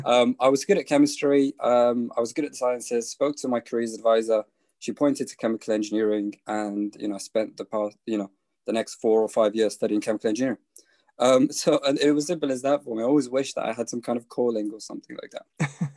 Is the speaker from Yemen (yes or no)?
yes; Yemen; born there; So I was born in Yemen, 1994. So that was the start of a civil war in Yemen.